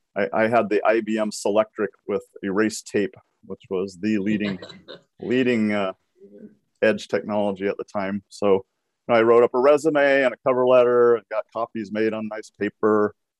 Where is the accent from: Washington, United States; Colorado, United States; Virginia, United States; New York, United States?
Washington, United States; also born or lived in Aberdeen, Washington / Bellingham, Washington; I was born in Aberdeen, Washington